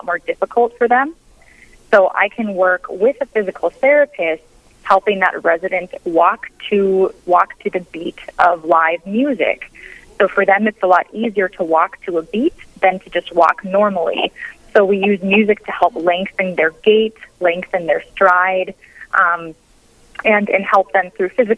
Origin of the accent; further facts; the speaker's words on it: Warren, Minnesota, United States; moved away as an adult; also born or lived in Grand Forks, North Dakota; now in Hillsboro, United States; I grew up in Warren, Minnesota